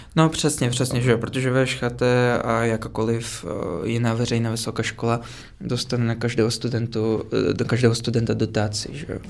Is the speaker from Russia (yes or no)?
yes; Moscow, Russia; Czech is a second language; moved away as an adult; also born or lived in Prague; now in Czech Republic; jsem z Moskvy. Víceméně jsem se tam narodil a do 18 let jsem tam žil.